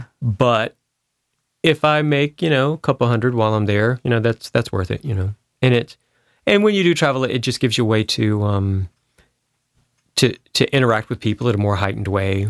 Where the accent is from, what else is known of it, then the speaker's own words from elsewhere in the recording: Spartanburg, South Carolina, United States; Well, I grew up in Spartanburg, South Carolina, which is mm-hmm. one of the bigger towns.